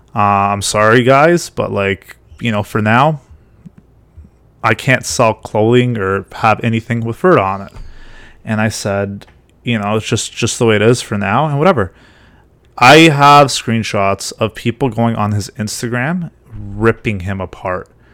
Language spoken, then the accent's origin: English; Ontario, Canada; I'm from Ontario